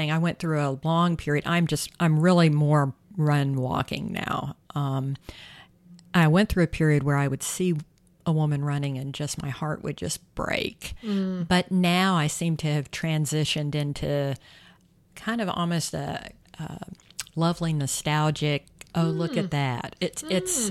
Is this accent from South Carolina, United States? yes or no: yes; South Carolina, United States; I can remember running probably my late teens, early 20s in South Carolina in my hometown